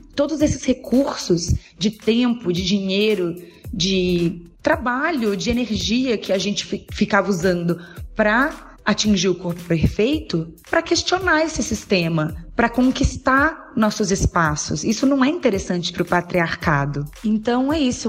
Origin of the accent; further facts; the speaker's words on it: Belo Horizonte, Minas Gerais, Brazil; eu sou de Belo Horizonte, tenho 32 anos